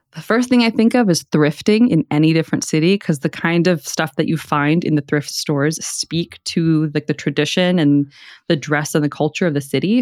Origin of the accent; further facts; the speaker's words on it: Houston, Texas, United States; I grew up on Harwin